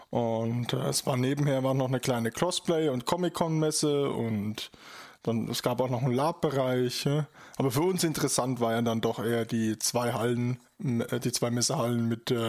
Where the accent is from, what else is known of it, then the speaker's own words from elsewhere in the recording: Bavaria, Germany; Ich komme ja aus Bayern, also ne, ist, ist das in den Genen praktisch schon drin.